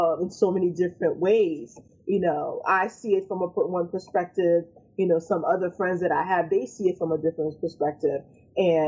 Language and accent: English; Haiti; now in United States; I'm not originally from this, you know, from America, you know, I came from Haiti.